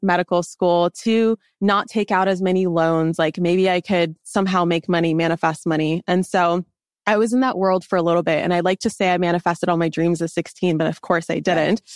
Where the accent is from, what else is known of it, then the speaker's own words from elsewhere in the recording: Los Angeles, California, United States; moved away as an adult; also born or lived in Washington State; I grew up in Los Angeles